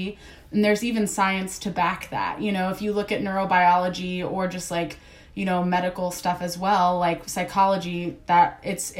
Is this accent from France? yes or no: no; East Coast, United States; I'm from the East Coast